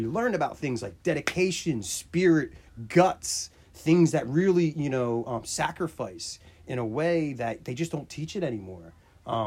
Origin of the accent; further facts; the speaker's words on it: Williamstown, United States; I was from Williamstown